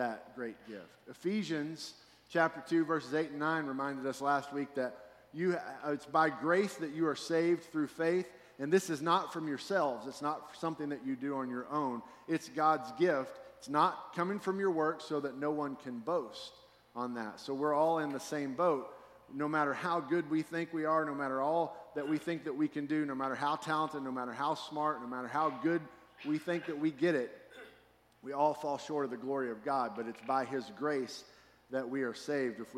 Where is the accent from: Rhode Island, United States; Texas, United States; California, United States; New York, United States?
Texas, United States; Fort Worth; also born or lived in Texarkana; I grew up in Fort Worth, and then at some point in my childhood, we moved to Texarkana.